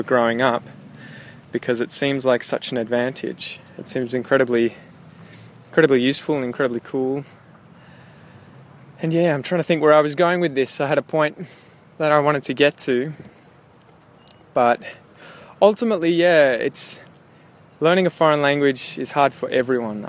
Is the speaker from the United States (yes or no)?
no; Australia; also born or lived in Melbourne; as an Australian who was sort of, I guess, grew up speaking only one language